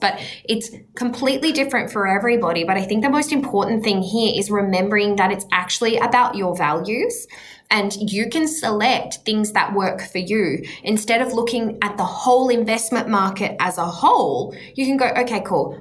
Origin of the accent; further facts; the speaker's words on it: Australia; as an Australian